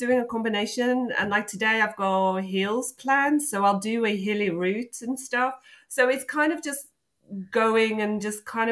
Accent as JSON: {"language": "English", "country": "South Africa", "tie": "born or raised there", "moved": "yes", "said": "I grew up in South Africa"}